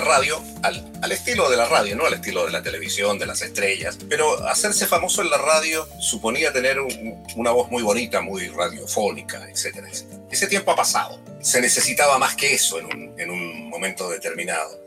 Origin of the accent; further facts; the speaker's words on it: Copiapó, Atacama, Chile; moved away; also born or lived in near Pueblo Hundido, Chile / Netherlands; Yo ahí nací, eh, estuve cinco años, nació mi hermano también, Lincoln, el año 52, y nos trasladamos a la ciudad de Copiapó entre cinco años y medio, seis años. Ahí cursé mis estudios